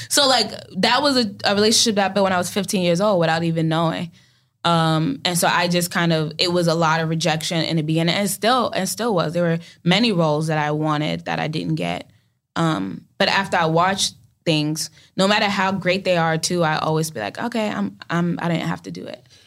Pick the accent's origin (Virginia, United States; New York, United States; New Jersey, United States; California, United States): New York, United States; New York City; I'm from Brooklyn